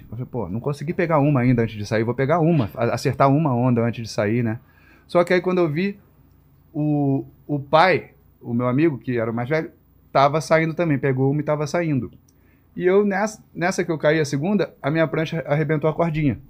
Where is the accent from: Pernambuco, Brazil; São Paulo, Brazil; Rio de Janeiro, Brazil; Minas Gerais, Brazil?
Rio de Janeiro, Brazil; Nasci no Rio, é, em Vila Isabel